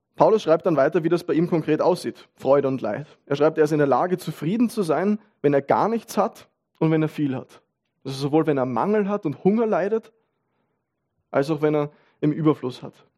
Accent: Vienna, Austria; man als Wiener

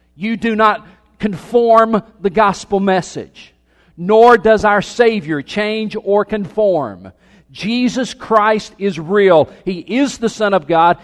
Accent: Anderson, South Carolina, United States; I was born in Anderson, South Carolina

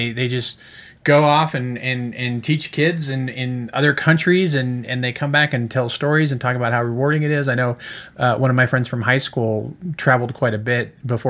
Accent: Chicago, Illinois, United States; born there; because I was born in Chicago.

